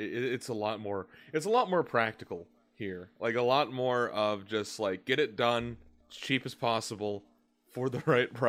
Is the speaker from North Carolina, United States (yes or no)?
yes; North Carolina, United States; I'm from North Carolina, which is more into the south.